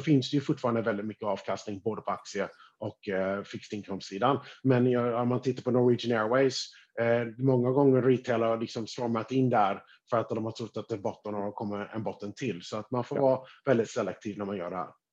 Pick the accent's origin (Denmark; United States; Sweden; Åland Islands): United States; som amerikan, skattebetalare i USA